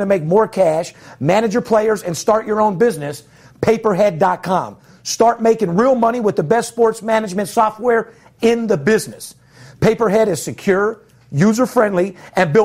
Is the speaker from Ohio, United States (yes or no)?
no; Las Vegas, Nevada, United States; third generation born and raised in Las Vegas